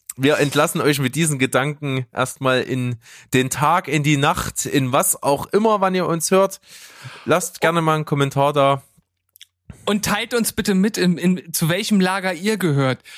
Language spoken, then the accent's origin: German; Leipzig, Saxony, Germany; bei uns in Leipzig